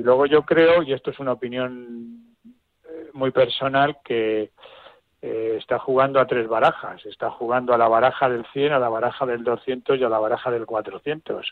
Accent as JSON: {"language": "Spanish", "country": "Spain", "said": "como ciudadano español y contribuyente y pagador de Hacienda"}